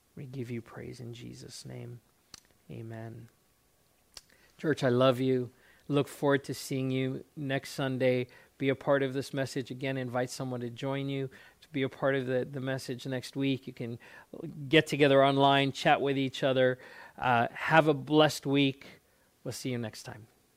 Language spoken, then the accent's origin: English; South Africa; moved away as an adult; also born or lived in Alaska; I grew up in South Africa